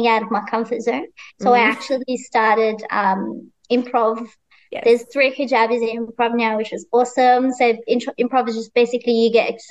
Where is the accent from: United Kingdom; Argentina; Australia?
Australia; growing up in Australia